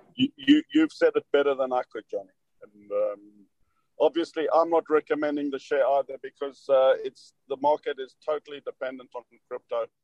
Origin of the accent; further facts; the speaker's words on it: South Africa; moved away; me being South African, they couldn't place my accent.